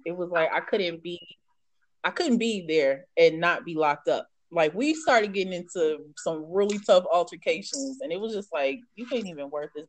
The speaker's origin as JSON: {"language": "English", "region": "New York", "country": "United States", "tie": "born or raised there", "moved": "as an adult", "lives_now": "Nashville, United States", "said": "growing up in New York."}